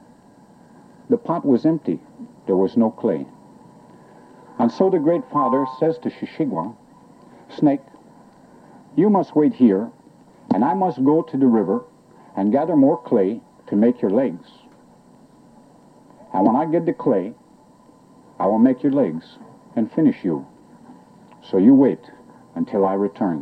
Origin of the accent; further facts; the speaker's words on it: central Quebec, Canada; moved away; I'm Abenaki Indian, originally from central Quebec in Canada